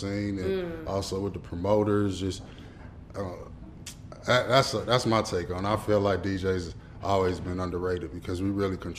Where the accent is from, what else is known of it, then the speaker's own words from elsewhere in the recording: Atlanta, Georgia, United States; moved away as an adult; also born or lived in Detroit, Michigan / Cincinnati, Ohio; I was born in the D. Okay. I was raised out here in Atlanta, on the north side to be exact